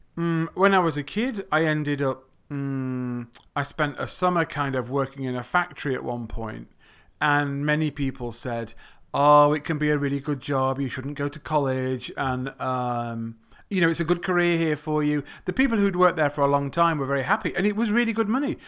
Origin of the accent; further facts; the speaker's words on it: England, United Kingdom; first language English; I come from England.